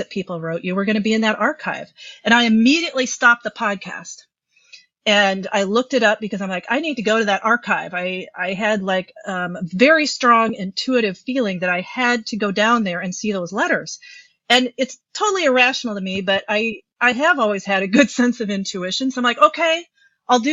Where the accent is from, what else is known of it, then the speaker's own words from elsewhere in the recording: Midwest, United States; also born or lived in Minnesota; I'm a psychotherapist in Minnesota. I'm just a Midwesterner